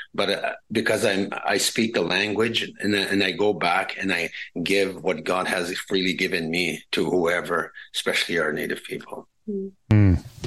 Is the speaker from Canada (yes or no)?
yes; Pinehouse, Saskatchewan, Canada; first language Cree; English is a second language; moved away; I've been born and raised uh, in our uh, northern community.